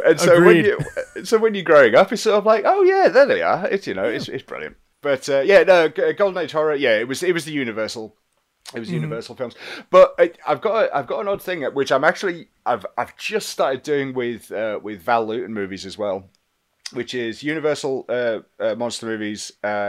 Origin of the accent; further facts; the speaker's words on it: England, United Kingdom; being English